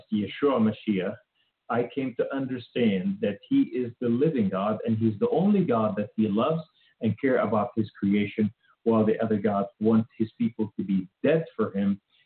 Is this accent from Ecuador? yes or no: no; Beirut, Beirut Governorate, Lebanon; now in United States; I was raised in Beirut, Lebanon